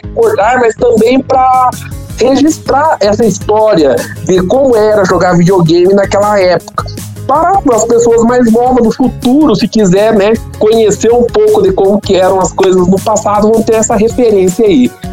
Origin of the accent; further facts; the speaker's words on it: Brazil; moved away as an adult; also born or lived in Japan; eu sou brasileiro